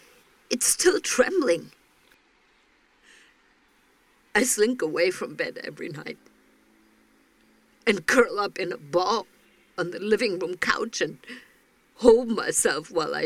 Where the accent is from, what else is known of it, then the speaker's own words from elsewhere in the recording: Berlin, Germany; now in Jakarta, Indonesia; We're from Berlin and we're living abroad for a year.